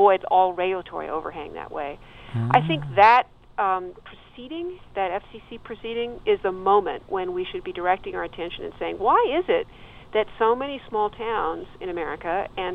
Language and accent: English; Santa Monica, California, United States; now in New York, United States; my hometown of Santa Monica